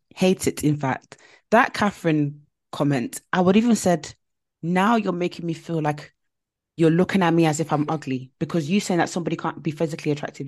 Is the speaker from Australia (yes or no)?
no; United Kingdom; we're all British.